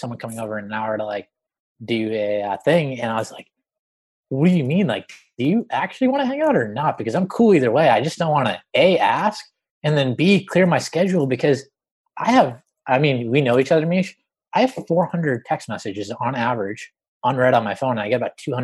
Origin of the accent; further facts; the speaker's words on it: Boston, Massachusetts, United States; moved away as an adult; now in Los Angeles, United States; I grew up in Boston, moved